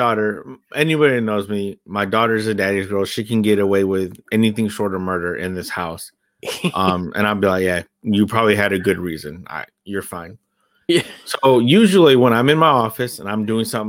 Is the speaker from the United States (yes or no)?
yes; California, United States; I grew up in California, so a lot of the times it was 49ers and Raiders games